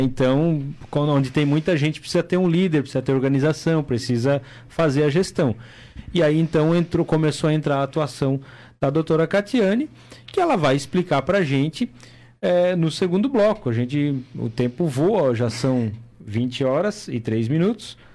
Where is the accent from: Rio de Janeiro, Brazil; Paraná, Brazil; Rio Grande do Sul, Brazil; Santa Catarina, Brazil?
Santa Catarina, Brazil; Timbó; moved away; lá na minha cidade, lá em Timbó